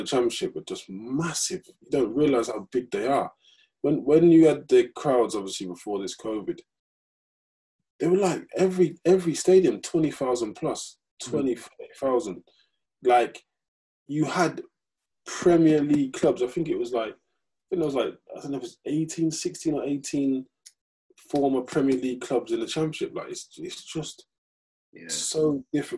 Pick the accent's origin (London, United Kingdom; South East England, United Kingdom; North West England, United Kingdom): South East England, United Kingdom; Oxford; moved away; I'm from Oxford originally